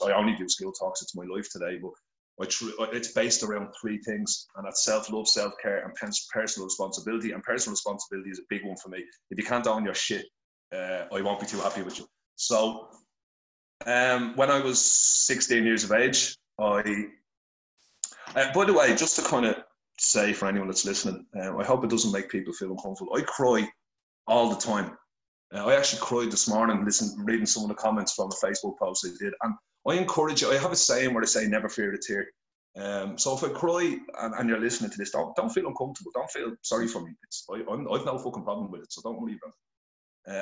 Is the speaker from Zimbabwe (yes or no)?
no; Dublin, Leinster, Ireland; I'm originally from Finglas, Dublin